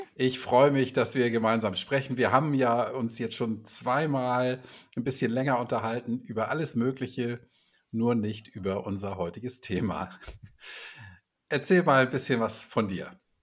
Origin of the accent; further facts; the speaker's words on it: Hamburg, Germany; Ich bin hier in Hamburg groß geworden und irgendwie auch nie so richtig rausgekommen